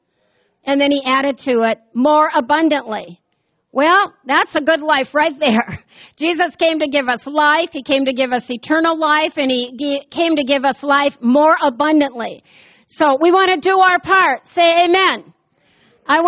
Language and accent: English; United States; I grew up here in the United States of America